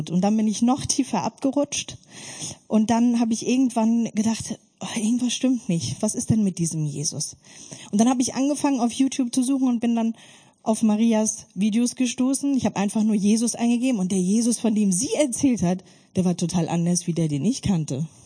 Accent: Germany; Ich bin in der DDR-Diktatur aufgewachsen und mit einer ganz großen Gewaltfamilie

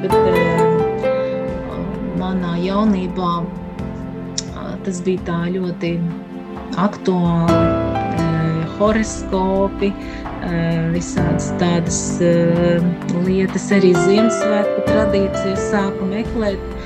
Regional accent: Krāslava, Latgale, Latvia; also born or lived in Riga; es nāku no Latgales, no Krāslava esmu dzimis

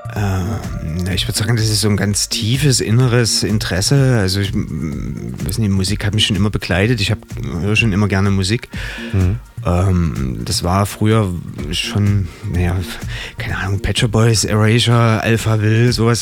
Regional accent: Dresden, Saxony, Germany; also born or lived in Radebeul / Bad Gastein, Austria; Ich bin geboren in Radebeul. Mhm. Genau, und habe so einen Teil meiner Kindheit auch in Dresden, Schachwitz hinten verbracht.

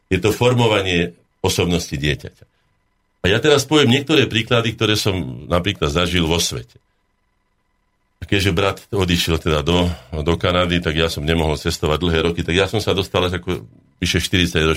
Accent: Breza, Žilina Region, Slovakia; moved away; also born or lived in Bratislava; ja som pomerme z Brezy, ja som kúsok od vás

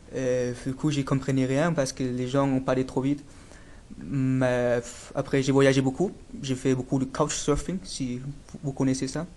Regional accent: Dresden, Saxony, Germany; French is a second language; je suis né en Allemagne, à Dresden, dans l'est d'Allemagne

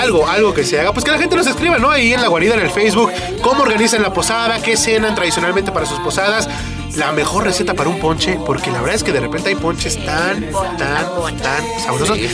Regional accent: Mexico; nosotros como mexicanos

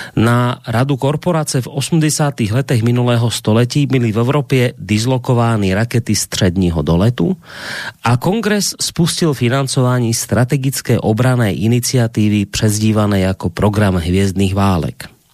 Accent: Slovakia; ku nám na Slovensko

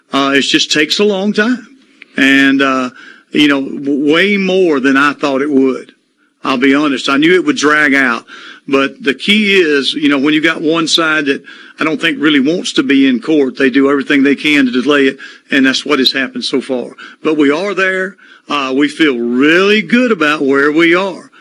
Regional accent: Water Valley, Mississippi, United States; I'm from Water Valley

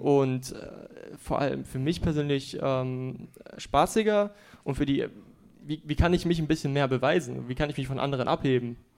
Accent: Frankfurt, Hesse, Germany; komme hier aus Frankfurt

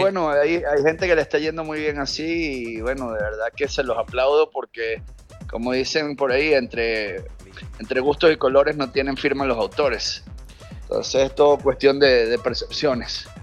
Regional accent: Caracas, Capital District, Venezuela; soy de Caracas

